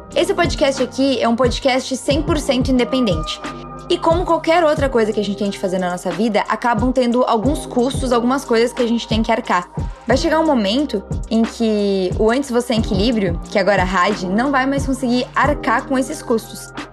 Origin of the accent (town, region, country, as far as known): Brazil